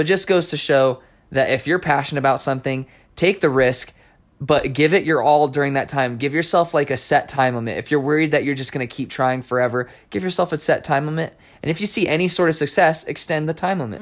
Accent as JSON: {"language": "English", "region": "New Mexico", "country": "United States", "tie": "born or raised there", "said": "I grew up in New Mexico"}